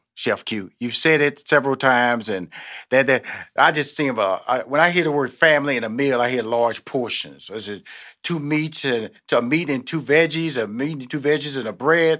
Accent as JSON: {"language": "English", "town": "Houston", "region": "Texas", "country": "United States", "tie": "born there", "lives_now": "Atlanta, United States", "said": "I'm born in Houston, Texas. Right okay. now, my headquarters is in Atlanta, Georgia. I come from a big family"}